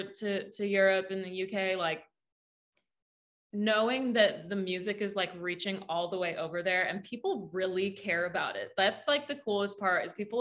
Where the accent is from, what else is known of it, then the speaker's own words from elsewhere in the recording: Saskatchewan, Canada; moved away as an adult; now in Nashville, United States; my little yellow Pontiac that I drove down from Saskatchewan to Nashville.